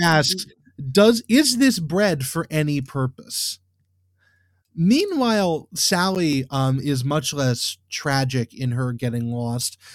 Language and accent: English; United States; I'm an American